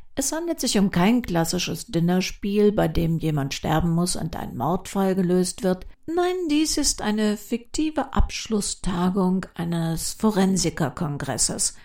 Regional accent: Cologne, North Rhine-Westphalia, Germany; Bei uns in Köln

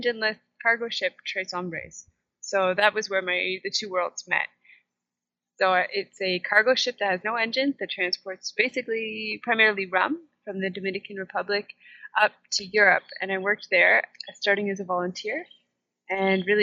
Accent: Kingston, Ontario, Canada; now in Costa Rica; I was born just north of Kingston, Ontario, in Canada, and that is also where I grew up

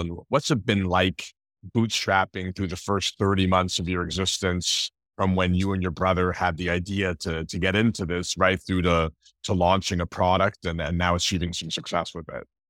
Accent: Montreal, Quebec, Canada; moved away; growing up in Montreal, my dad used to play poker with, uh, Moisha back in the day

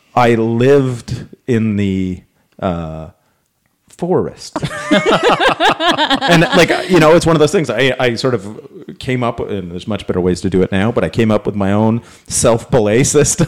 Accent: Canada; we're Canadian

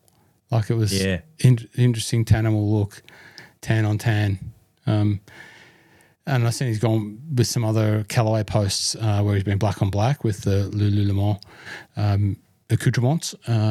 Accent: South Australia, Australia; from South Australia. Fantastic.

